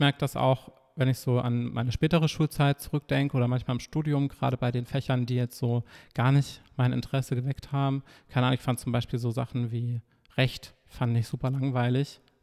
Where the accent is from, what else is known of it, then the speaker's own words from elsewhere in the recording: Nordhausen, Thuringia, Germany; moved away as an adult; now in Leipzig, Germany; in meiner Heimat studiert, vier Semester. Was ist die Heimat? Ähm, Thüringen, also Nordhausen